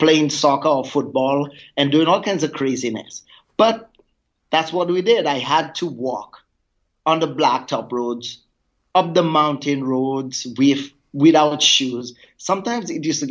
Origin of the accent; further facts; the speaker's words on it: Grace, St. Lucia; I grew up on the island of St. Lucia in the Caribbean, and my tiny little village is called Grace